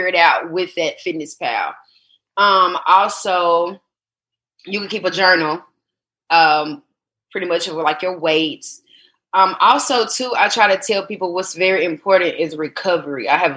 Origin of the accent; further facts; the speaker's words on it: the South, United States; I was born in the South